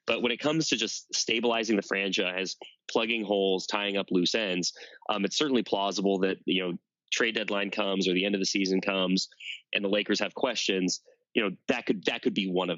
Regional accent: United States; I'm from Hicktown, USA. Like, 200 kids in my high school, a public high school that pulled from like five towns

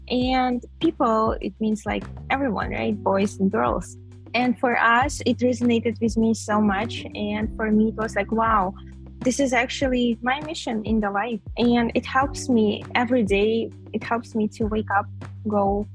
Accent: Kyrgyzstan; I'm from Kyrgyzstan

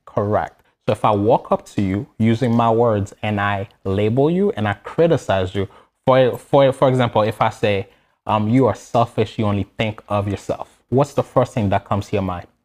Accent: Haiti; moved away; I, I was born and raised in Haiti

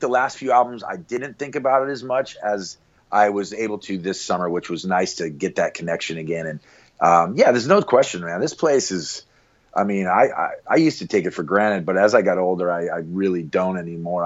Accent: Anchorage, Alaska, United States; Anchorage is home, man. I was born here and hope to die here in an old age

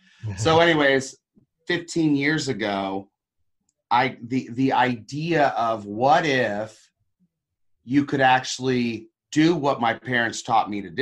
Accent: Papua New Guinea; I was actually a Christian missionary kid. I grew up in Papua New Guinea, of all places.

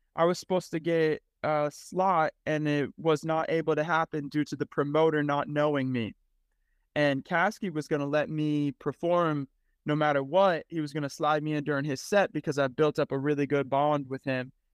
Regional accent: Cleveland, Ohio, United States; now in Kansas City, United States; I was born in Cleveland, Ohio

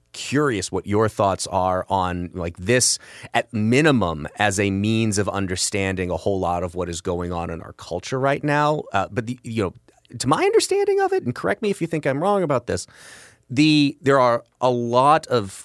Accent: the South, United States; This is once again an opportunity for me to remind you that I am from the South and ours is a shame-slash-honor culture.

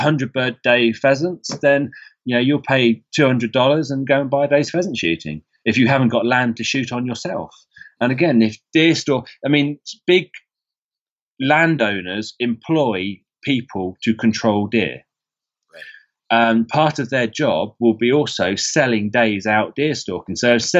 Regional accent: England, United Kingdom; because as an English person on Facebook groups, I'm a member of a Georgia deer hunting group.

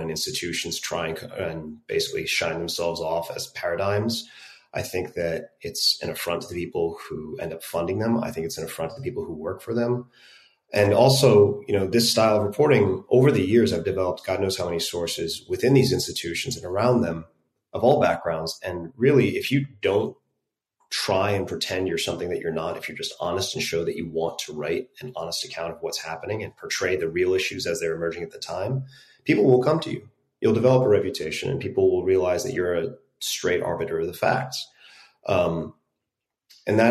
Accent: New York, United States; moved away; also born or lived in Chicago; I'm from back East. I'm a New Yorker, and it's where I grew up

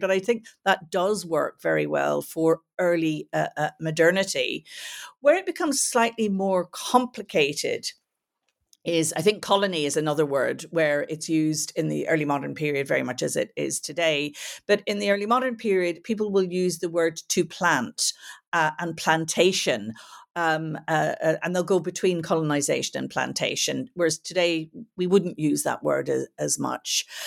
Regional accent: Belfast, Northern Ireland, United Kingdom; also born or lived in United States; now in Dublin, Ireland; I grew up in Belfast during the Troubles.

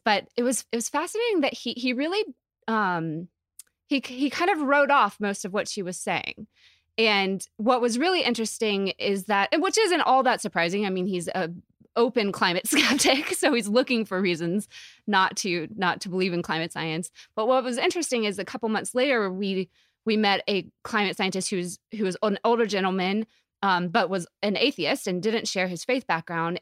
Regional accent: Asheville, North Carolina, United States; moved away; I grew up in Asheville

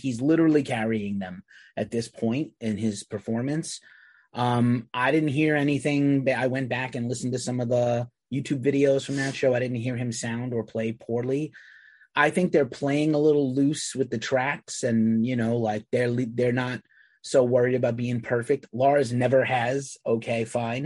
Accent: New York City, New York, United States; I'm from New York City

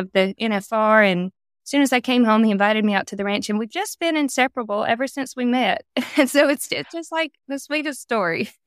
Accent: South Carolina, United States; I grew up just in the South

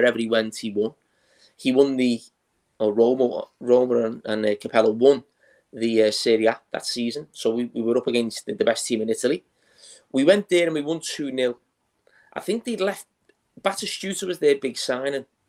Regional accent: England, United Kingdom; as an English player

